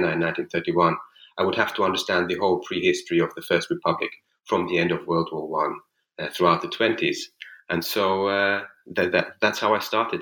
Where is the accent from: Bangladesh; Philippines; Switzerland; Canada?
Switzerland; moved away as an adult; also born or lived in Jerusalem, Israel / New York, United States / Florence, Italy; now in St. Petersburg, Russia; I grew up in Switzerland and then did a bachelor's degree at the Hebrew University in Jerusalem